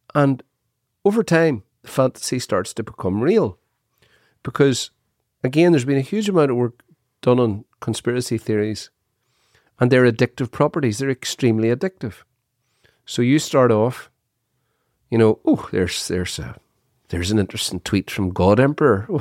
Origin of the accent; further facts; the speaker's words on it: Dungiven, Northern Ireland, United Kingdom; I was born in Dungiven, Everybody lived in a council house